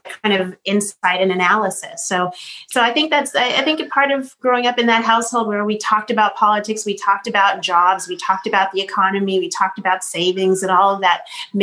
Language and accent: English; Boston, Massachusetts, United States; We grew up in Boston